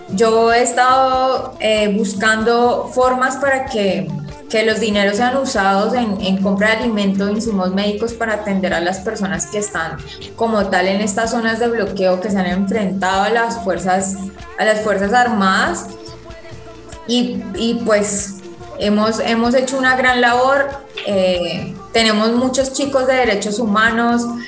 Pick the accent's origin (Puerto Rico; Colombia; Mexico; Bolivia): Colombia; nos tienen subyugados como población colombiana